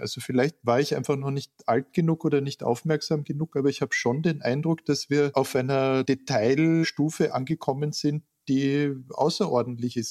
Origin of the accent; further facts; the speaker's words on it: Klagenfurt, Carinthia, Austria; moved away; Ich bin in Klagenfurt geboren und war dort Kind